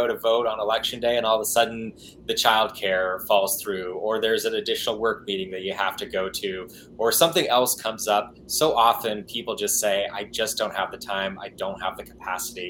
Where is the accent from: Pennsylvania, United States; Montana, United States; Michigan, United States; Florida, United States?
Montana, United States; Hysham; moved away as an adult; now in Washington, D.C., United States; I grew up in Montana. Yeah, I lived there for all my life before just about a year ago when I moved over to Washington, D.C.